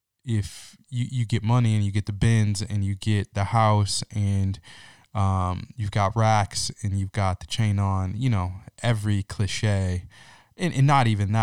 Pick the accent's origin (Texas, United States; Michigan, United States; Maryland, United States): Michigan, United States; Lansing; my own experience growing up in Lansing, Michigan, and for the most part going to an all-white Christian school until I was a junior in high school.